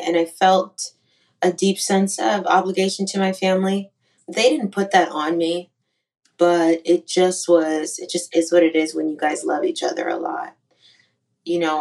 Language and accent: English; Yakima, Washington, United States; also born or lived in Shreveport, Louisiana; now in Nashville, United States; I'm from Yakima, Washington